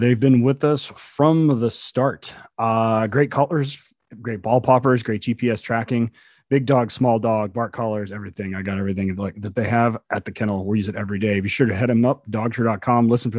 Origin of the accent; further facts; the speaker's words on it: Tulsa, Oklahoma, United States; from Tulsa, Oklahoma.